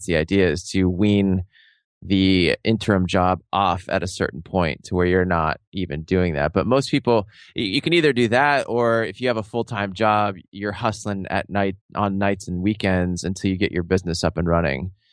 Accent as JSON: {"language": "English", "town": "Seattle", "region": "Washington", "country": "United States", "tie": "born or raised there", "said": "I grew up in Seattle, I was living in Seattle at the time"}